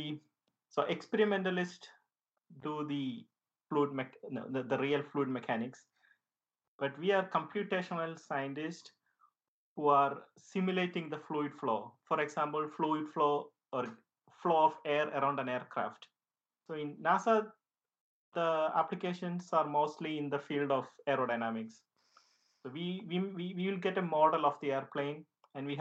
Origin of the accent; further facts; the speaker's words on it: near Kochi, Kerala, India; moved away as an adult; also born or lived in Aachen, Germany; now in Virginia, United States; I was born and brought up in a small town near a small city called Kochi in the state of Kerala, which is in the south of India